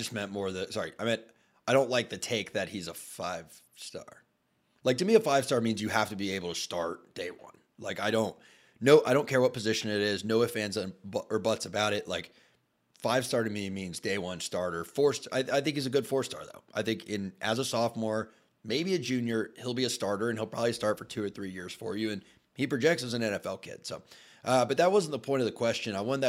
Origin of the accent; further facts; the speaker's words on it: Tallahassee, Florida, United States; Together, we spent a collective 11 or so years at Florida State University. I grew up in Tallahassee.